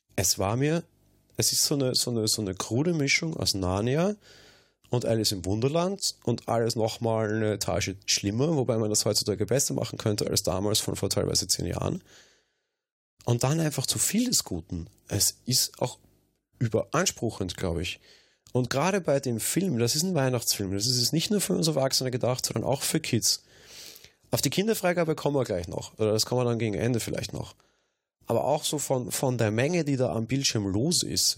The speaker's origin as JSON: {"language": "German", "country": "Austria", "said": "bei uns in Österreich"}